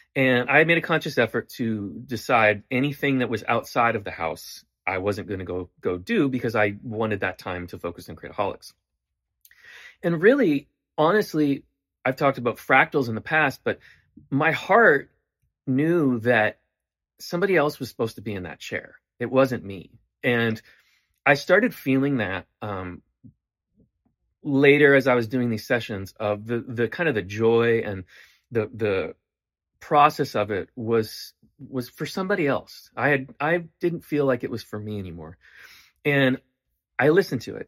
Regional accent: Canada; moved away

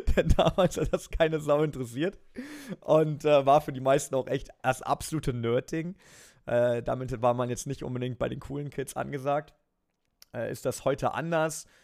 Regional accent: Germany; now in Nürburgring, Germany; ich bin an der Grenze aufgewachsen

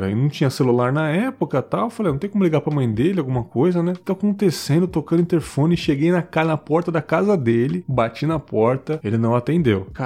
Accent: Pernambuco, Brazil; moved away; also born or lived in Santa Catarina; Meu conterrâneo, sou do Pernambuco também. É, então a gente morava em São Paulo na época

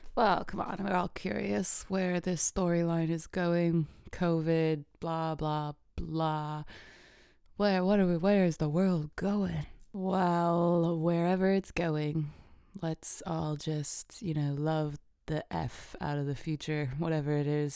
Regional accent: Illinois, United States; I grew up in Illinois where earthquakes don't happen there

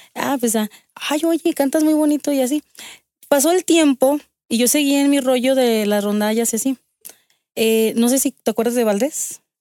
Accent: Aguascalientes, Mexico; yo nací aquí en Aguascalientes.

